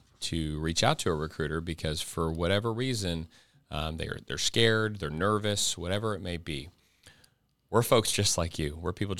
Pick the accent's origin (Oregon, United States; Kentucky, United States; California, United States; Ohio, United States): Ohio, United States; I came from Ohio. There's the Ohio Army National Guard.